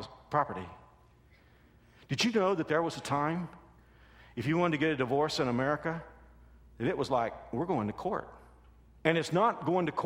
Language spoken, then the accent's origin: English; Texas, United States; I'm from Texas